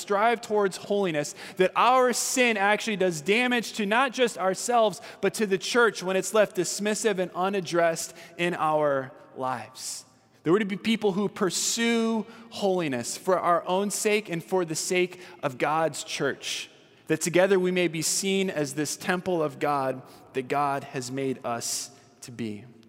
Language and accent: English; California, United States; I'm from California